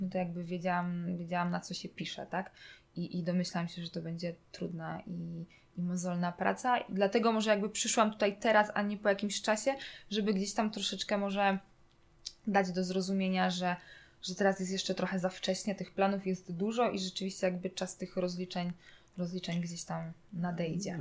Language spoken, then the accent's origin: Polish; Zagłębie Dąbrowskie, Silesian Voivodeship, Poland; ja pochodzę jakby z Zagłębia Dąbrowskiego